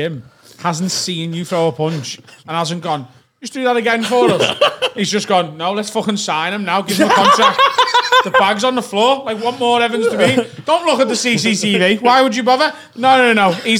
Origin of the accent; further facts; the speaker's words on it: Liverpool, North West England, United Kingdom; where are you from? Where are you from? And I was like, Liverpool. And he went, where are you now? I was like, Newcastle.